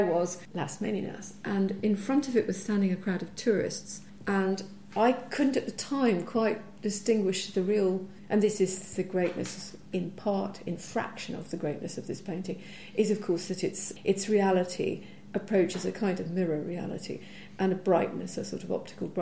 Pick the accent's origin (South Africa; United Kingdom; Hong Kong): United Kingdom; Edinburgh, Scotland; I grew up in Edinburgh